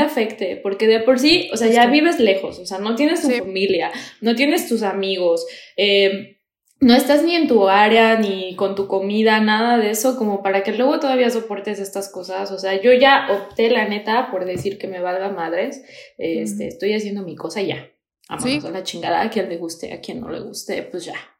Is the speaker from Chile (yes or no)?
no; Toluca, State of Mexico, Mexico; moved away as an adult; now in Germany; yo soy de Toluca